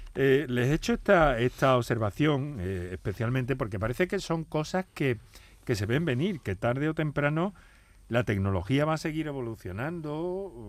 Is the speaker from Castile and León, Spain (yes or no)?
no; Andalusia, Spain; en nuestra tierra, en Andalucía